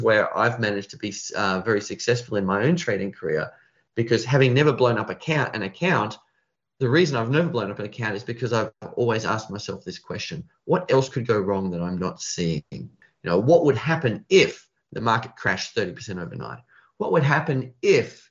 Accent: Australia; I'm Australian.

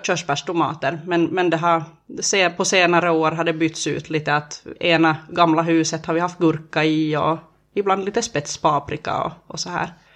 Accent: Närpes, Ostrobothnia, Finland; jag är uppväxt i Töjby

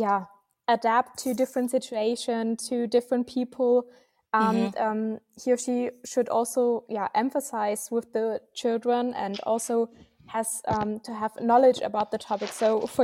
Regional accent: Germany; so we are from Germany

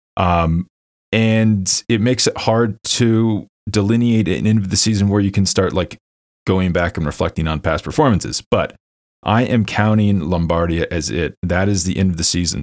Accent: Lawrence, Kansas, United States; my hometown, Lawrence, Kansas

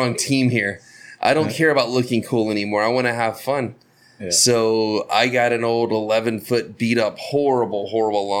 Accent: Florida, United States; I'm from Florida, we don't have mountains

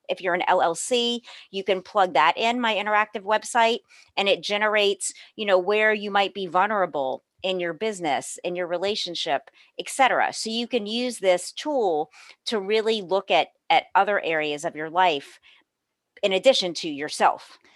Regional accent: New Orleans, Louisiana, United States; also born or lived in Los Angeles; I was born and raised in New Orleans, where I am today

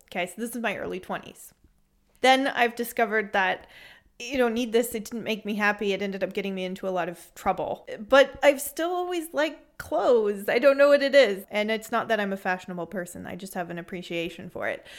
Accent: San Francisco Bay Area, California, United States; moved away as an adult; now in Freiburg, Germany; I'm from the San Francisco Bay Area originally

